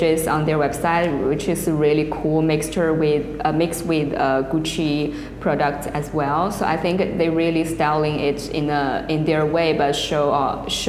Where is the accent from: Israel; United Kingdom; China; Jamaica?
China; Henan; now in Shanghai, China; I'm Chinese too, and I was born in Henan province, and that is such a small city surrounded by mountains and trees. So I actually got a countryside background in my childhood